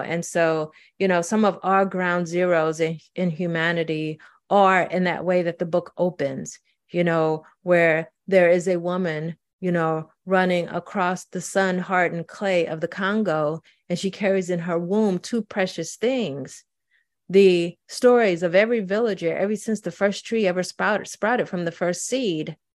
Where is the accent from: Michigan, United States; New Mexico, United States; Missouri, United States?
Missouri, United States; St. Louis; also born or lived in Mississippi; I was growing up in Saint Louis